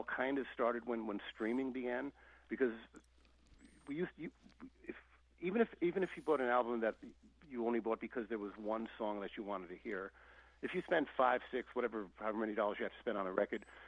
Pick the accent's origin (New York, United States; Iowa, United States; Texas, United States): New York, United States; also born or lived in Paris; growing up in New York back in the day